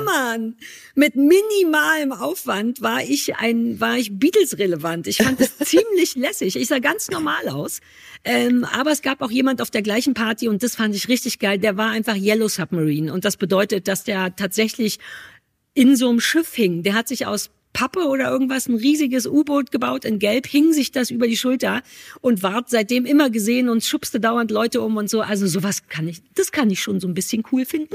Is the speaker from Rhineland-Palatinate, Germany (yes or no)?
no; Berlin, Germany; bei uns in Berlin